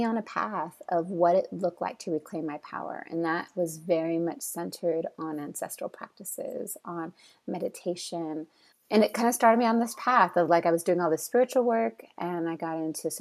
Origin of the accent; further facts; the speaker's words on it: California, United States; moved away as an adult; also born or lived in San Francisco / Brooklyn, New York; I'm from California, which is like total driving culture